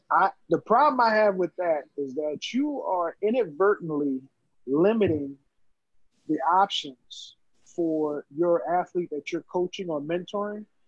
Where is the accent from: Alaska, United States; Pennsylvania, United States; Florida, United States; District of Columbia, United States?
Pennsylvania, United States; Philadelphia; grew up in North Philly and Southwest Philly